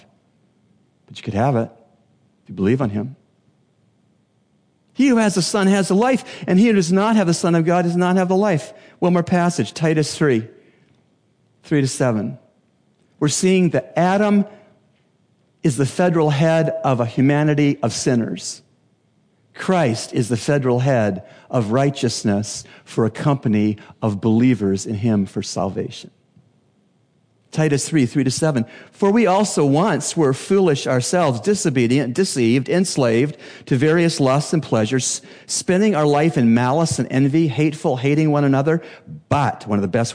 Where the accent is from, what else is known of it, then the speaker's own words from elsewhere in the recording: Canada; now in Bahamas; As a Canadian